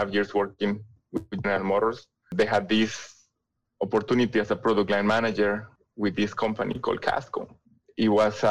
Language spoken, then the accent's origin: English; San Luis Potosí, Mexico; English is a second language; moved away as an adult; also born or lived in France; now in Detroit, United States; the manufacturing plant for Valeo was in San Luis Potosí, Mexico, which is my hometown